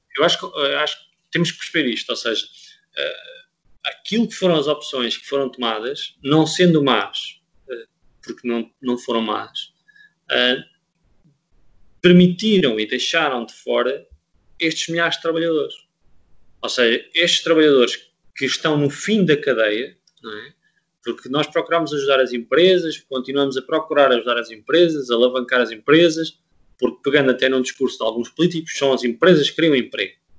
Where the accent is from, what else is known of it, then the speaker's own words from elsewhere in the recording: Portugal; eu era português